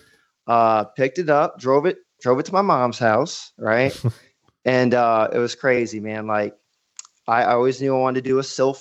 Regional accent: Myrtle Beach, South Carolina, United States; Okay. So, yeah, I'm from Myrtle Beach, South Carolina.

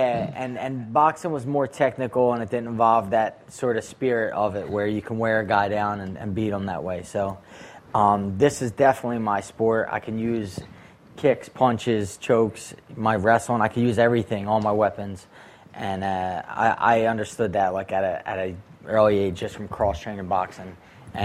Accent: Philadelphia, Pennsylvania, United States; I was a kid from Kensington

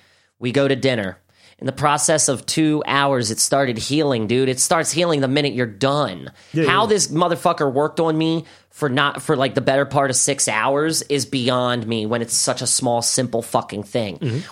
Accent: Baltimore, Maryland, United States; I'm from Baltimore

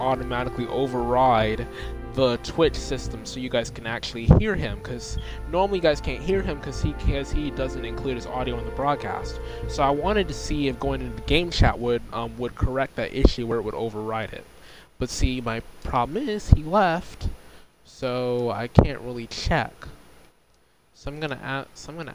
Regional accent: United States; the United States, my home country

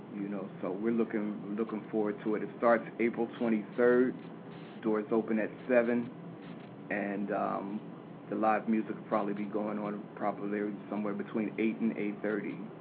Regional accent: Philadelphia, Pennsylvania, United States; I'm from, born and raised in Philadelphia

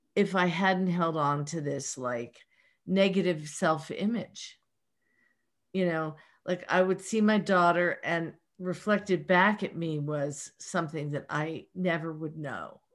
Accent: Pittsburgh, Pennsylvania, United States; accent: Pittsburgh; my Pittsburgh accent

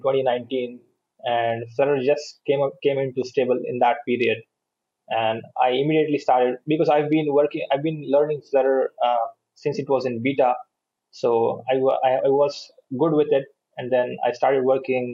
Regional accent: India; also born or lived in Bangalore; I'm from India

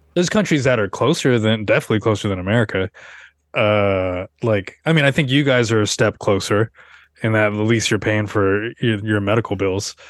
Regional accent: Seattle, Washington, United States; now in New York, United States; I'm from Seattle, where there's a lot of white people

